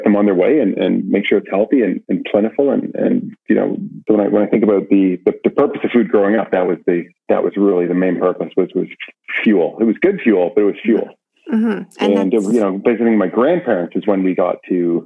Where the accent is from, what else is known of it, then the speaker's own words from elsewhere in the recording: Brantford, Ontario, Canada; I grew up in Brantford